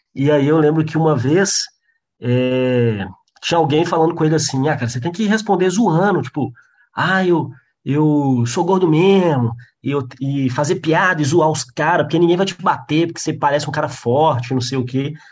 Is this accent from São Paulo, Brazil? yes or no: no; João Monlevade, Minas Gerais, Brazil; moved away as an adult; now in Belo Horizonte, Brazil; eu sou de João Molevade, que é uma cidade do interior que não tinha humorista nenhum